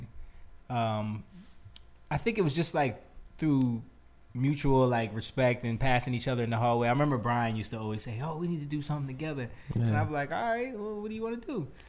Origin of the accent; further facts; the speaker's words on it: Sicklerville, New Jersey, United States; also born or lived in Williamstown, New Jersey; we grew up in Sicklerville, New Jersey, which is like the town over